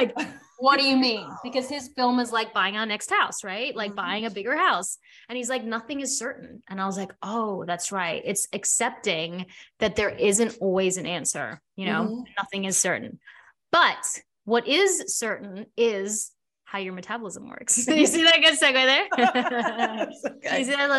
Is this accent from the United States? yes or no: no; South Africa; now in Australia; my parents, we immigrated from South Africa, came to Australia. My dad had to start over and he had to like build a future.